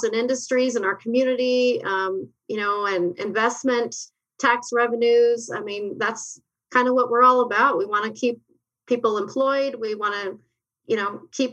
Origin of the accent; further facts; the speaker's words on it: New Mexico, United States; moved away as an adult; now in Arizona, United States; I grew up in New Mexico